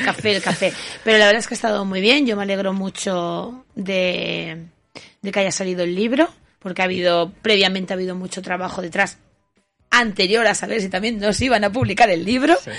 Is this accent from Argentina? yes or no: no; Huesca, Aragon, Spain; yo soy nacida en Huesca y mi familia es de, Huesca, de, concretamente de Splus y Binefar